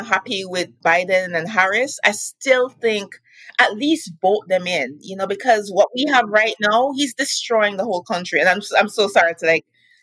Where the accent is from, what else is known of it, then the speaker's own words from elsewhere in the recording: Jamaica; moved away as an adult; now in United States; I grew up in Jamaica.